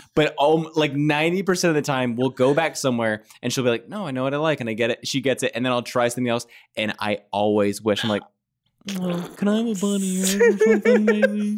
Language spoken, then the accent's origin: English; Kentucky, United States; I'm from Kentucky.